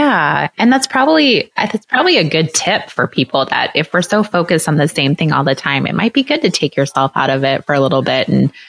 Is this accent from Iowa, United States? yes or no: yes; Iowa, United States; I'm from Iowa. I'm in the middle of America too.